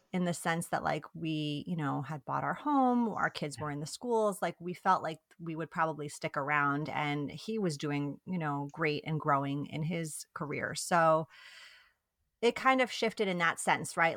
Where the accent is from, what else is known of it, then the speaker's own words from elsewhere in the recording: New York, United States; first language Italian; English is a second language; moved away as an adult; also born or lived in Italy; now in Bay Area, California, United States; We are originally from New York, so East Coasters, but we live in the Bay Area now, in California